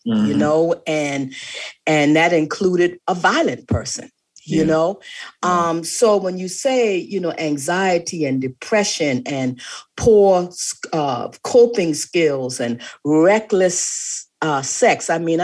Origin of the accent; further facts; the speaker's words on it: the Low Country, South Carolina, United States; I'm from the Low Country, South mm-hmm. Carolina